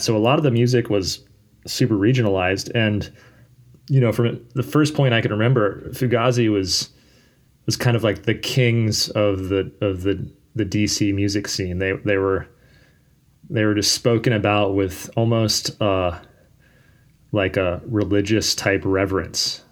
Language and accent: English; Fredericksburg, Virginia, United States; also born or lived in Richmond, Virginia; I moved from Richmond up to a town called Fredericksburg when I was in middle school